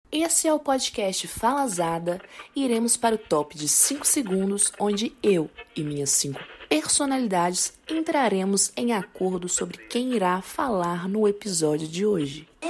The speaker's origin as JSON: {"language": "Portuguese", "country": "Brazil", "said": "sendo brasileira há 24 anos"}